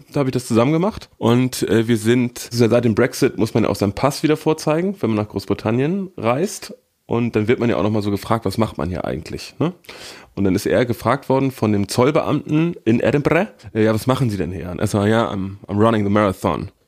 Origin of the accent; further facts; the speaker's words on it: Northern Germany, Germany; als Norddeutscher